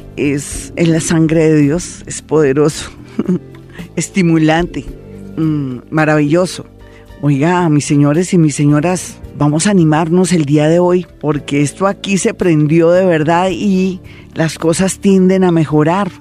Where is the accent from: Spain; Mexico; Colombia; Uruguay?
Colombia; somos bellos los colombianos